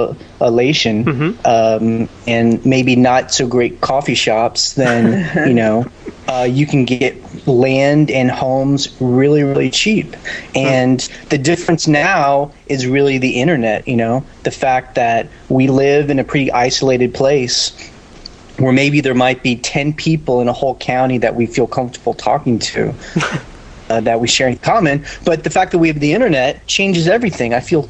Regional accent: Houston, Texas, United States; born there; I was born in, you know, Houston, Texas, and moved all around

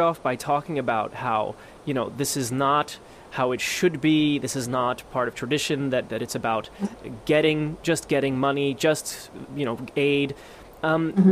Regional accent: United States; also born or lived in Europe; as an American, but also a European

